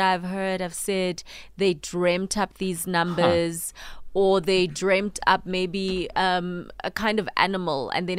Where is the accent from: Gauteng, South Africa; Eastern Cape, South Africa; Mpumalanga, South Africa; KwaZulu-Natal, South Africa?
Gauteng, South Africa; Soweto; So in Soweto, well, where I grew up in Naledi